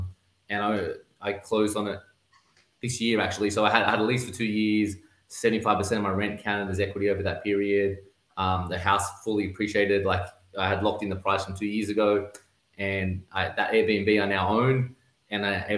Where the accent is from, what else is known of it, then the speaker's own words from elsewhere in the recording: Australia; accent: Aussie; I definitely stand out as an Australian. But I think when I speak to Australians, they're like, what is this dude talking about? Because I still have the Aussie accent, but I say a whole bunch of different words and different inflections.